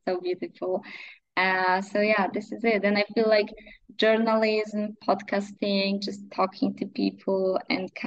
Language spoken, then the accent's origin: English; near Wrocław, Lower Silesian Voivodeship, Poland; English is a second language; It's like 50 kilometers from my hometown